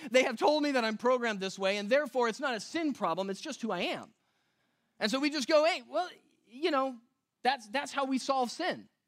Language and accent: English; West Coast, United States; moved away; I come from the West Coast